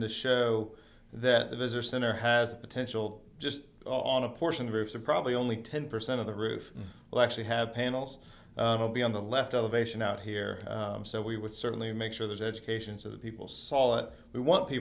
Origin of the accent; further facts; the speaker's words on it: Atlanta, Georgia, United States; moved away as an adult; also born or lived in Ohio / Ethiopia; now in North Carolina, United States; I'm from Atlanta originally.